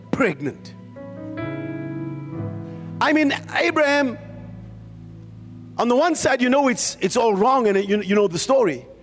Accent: Randfontein, Gauteng, South Africa; Oh, I come from Randfontein. So I come from Kari.

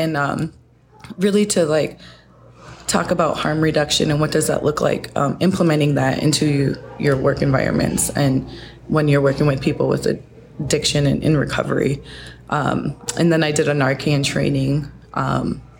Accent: Sioux Falls, South Dakota, United States; also born or lived in Fort Peck Reservation, Montana; my family moved here when I was 5. And so I grew up in Sioux Falls.

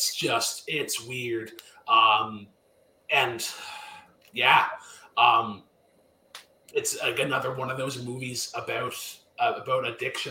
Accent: Canada; as a Canadian

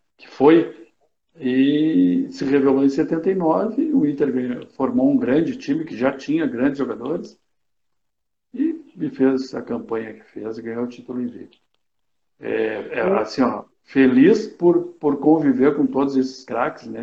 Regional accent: Caçapava do Sul, Rio Grande do Sul, Brazil; moved away; sou natural de Caçapava do Sul

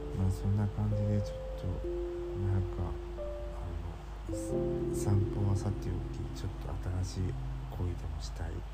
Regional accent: Kansai, Japan; moved away as an adult; 僕もともと関西出身じゃないですか

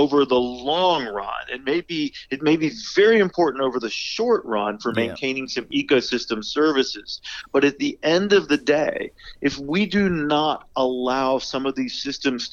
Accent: Virginia Peninsula, United States; I grew up on the Virginia Peninsula

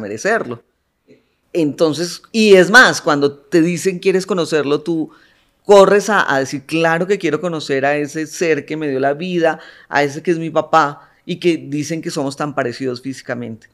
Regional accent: Colombia; moved away as an adult; now in Mexico; de nacimiento eh, soy colombiana. Ya llevo 24 años viviendo en México

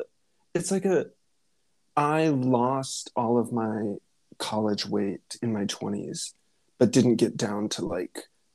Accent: Rogers, Arkansas, United States; now in Munich, Germany; we grew up in the Ozark Mountains

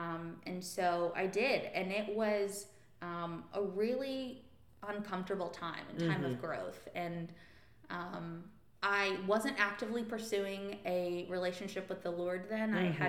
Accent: Arkansas, United States; And so I grew up in church in Arkansas. I was there.

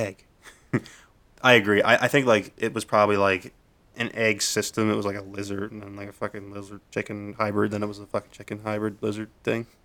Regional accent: Nova Scotia, Canada; I'm from Nova Scotia

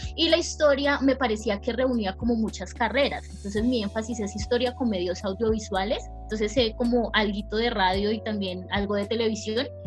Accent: Pacific region, Colombia; vengo de una región de Colombia que es el Pacífico colombiano

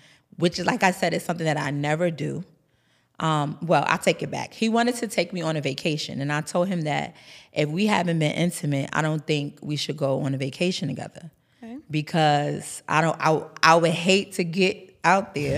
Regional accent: New York City, New York, United States; also born or lived in Bronx, New York; I'm from New York. I'm from Harlem

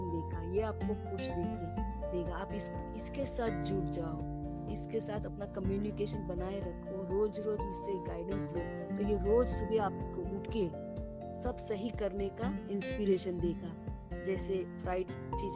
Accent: Mumbai, Maharashtra, India; मैं मुंबई से हूँ और मेरा क्लिनिक है मुंबई में

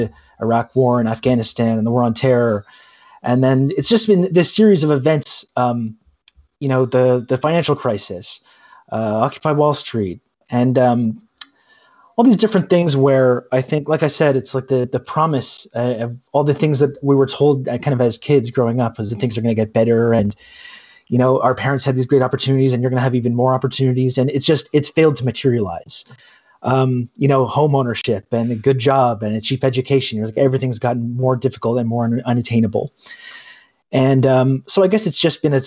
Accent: Brockville, Ontario, Canada; I grew up in Canada. I grew up in this kind of a small town called Brockville, Ontario

